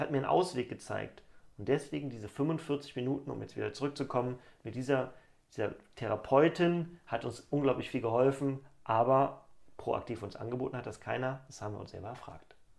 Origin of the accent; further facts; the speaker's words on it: Cologne, North Rhine-Westphalia, Germany; ich komme aus Köln